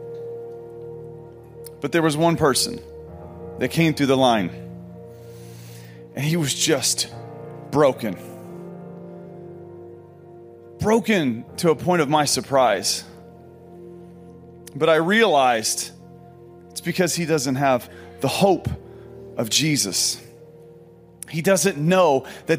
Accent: Pekin, Illinois, United States; moved away; a coffee shop in Pekin, Illinois, which is my hometown.

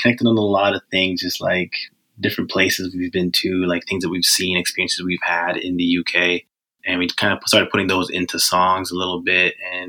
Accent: Botswana; now in Vancouver, Canada; Yeah, I'm originally from Botswana. I moved to Canada in 2010.

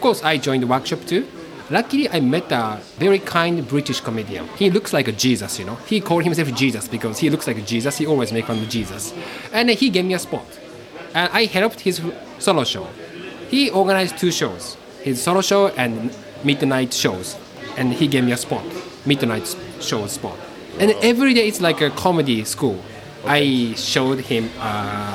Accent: Japan; English is a second language

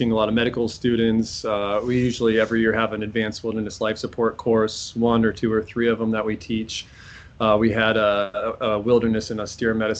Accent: Iowa, Minnesota, Midwest, United States; moved away as an adult; also born or lived in Omaha, Nebraska / Springfield, Massachusetts; now in New Hampshire, United States; I'm a Midwest transplant overall. I grew up in Iowa, Minnesota. I was born on the north shores of Minnesota

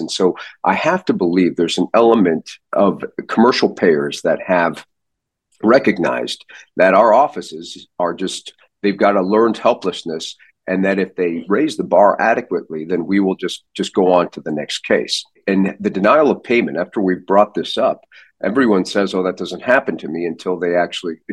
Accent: St. Louis, Missouri, United States; now in Arizona, United States; I grew up in St. Louis.

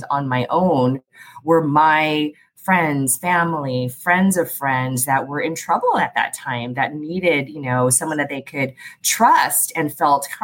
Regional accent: San Diego, California, United States; also born or lived in Philadelphia; I grew up down in Southeast San Diego, graduated from Morris High School.

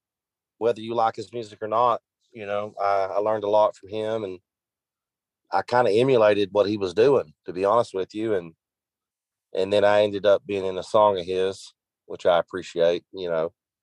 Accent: the South, United States; I'm from the South

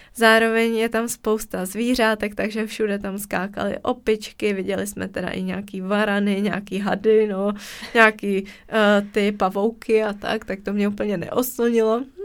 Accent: Czechia; jsme z České republiky

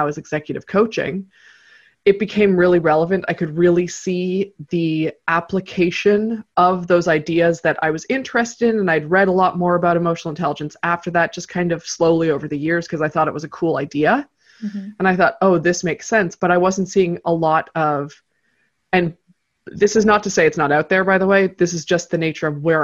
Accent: Canada; I am based in Toronto, Canada. So that is, I don't do all my work here and I'm from Canada, but I've lived a few different places in my life

